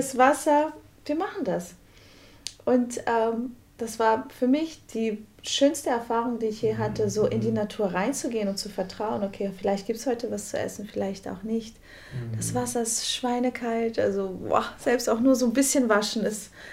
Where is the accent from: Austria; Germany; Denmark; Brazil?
Brazil; Ich, als Brasilianerin